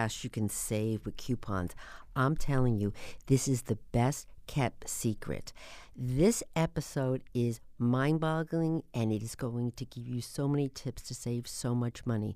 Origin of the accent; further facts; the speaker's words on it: New Jersey, United States; moved away; I came from New Jersey